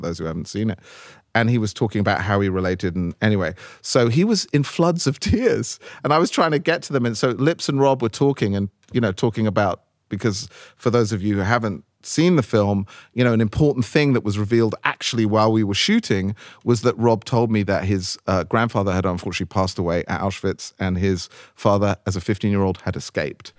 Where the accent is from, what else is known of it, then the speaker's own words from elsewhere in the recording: London, United Kingdom; number 54 Abbey Road where I grew up in London